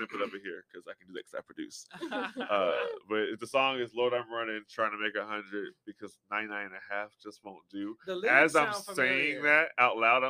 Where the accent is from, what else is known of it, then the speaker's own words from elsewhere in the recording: Texas, United States; also born or lived in Connecticut / Indiana; I was born in Hartford, Connecticut, and I grew up. And I split time in Indiana and Texas equally.